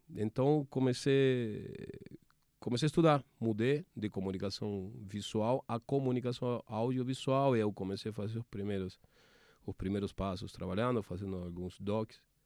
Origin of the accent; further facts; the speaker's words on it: Argentina; accent: Argentine; Portuguese is a second language; moved away; Dá para perceber que sou argentino pelo, pelo meu sotaque, minha forma charmosa de falar.